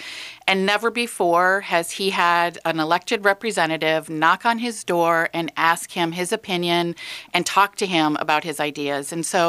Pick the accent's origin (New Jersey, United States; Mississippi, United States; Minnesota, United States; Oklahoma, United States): Minnesota, United States; Minnetonka; I was born in Minnetonka, graduated from Hopkins High School. My husband and I decided to come back to this community when our kids were starting school because it is such a great place to raise a family.